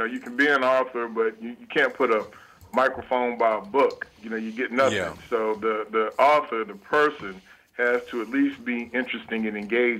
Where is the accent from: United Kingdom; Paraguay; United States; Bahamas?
United States; Arkansas; I grew up in the Arkansas River Delta. Again, the soil was rich, but the people were poor.